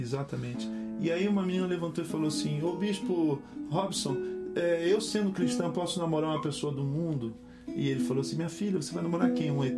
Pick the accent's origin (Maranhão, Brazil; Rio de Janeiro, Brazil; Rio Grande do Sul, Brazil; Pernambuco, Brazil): Rio de Janeiro, Brazil; eu sou brasileiro, eu sou brasileiro, eu sou carioca